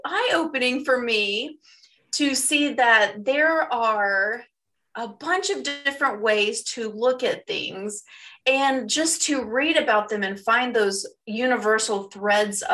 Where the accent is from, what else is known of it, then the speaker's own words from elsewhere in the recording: the South, United States; I'm from the South and had, you know, very Southern conservative Christian views